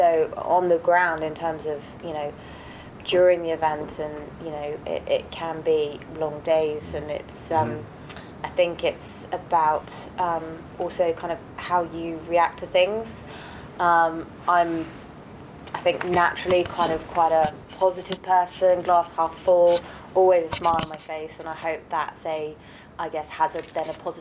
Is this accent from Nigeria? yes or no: no; United Kingdom; also born or lived in France; I'm British